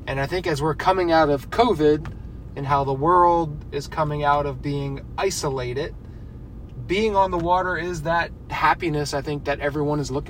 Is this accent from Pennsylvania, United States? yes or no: yes; Pennsylvania, United States; Growing up outside of Pennsylvania, the water that we had access to were kind of creeks and streams